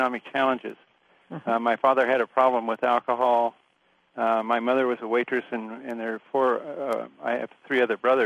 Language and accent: English; Vanport, Oregon, United States; I was born in Oregon in a town that doesn't exist anymore called Vanport